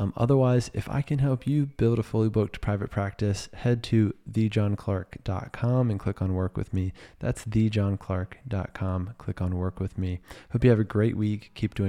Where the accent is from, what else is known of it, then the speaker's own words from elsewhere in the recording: Virginia, United States; my home state.